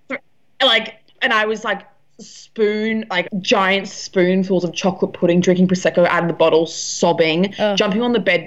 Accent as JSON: {"language": "English", "town": "Brisbane", "region": "Queensland", "country": "Australia", "said": "I'm from Brisbane, and I went down to Sydney to stay with my friend"}